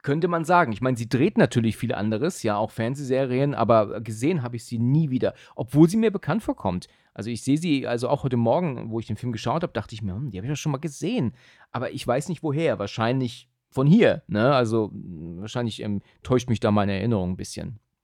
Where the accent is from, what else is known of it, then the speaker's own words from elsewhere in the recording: Husum, Schleswig-Holstein, Germany; now in Hesse, Germany; komme auch aus dem hohen Norden ursprünglich, ne? Mhm. Bin ja aus Husum, ähm, aber bin ja jetzt eigentlich schon eher Hesse als, als Norddeutscher